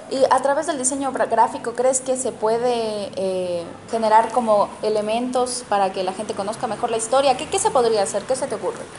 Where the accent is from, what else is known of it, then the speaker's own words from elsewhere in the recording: Pujilí, Cotopaxi, Ecuador; soy de Pujilí.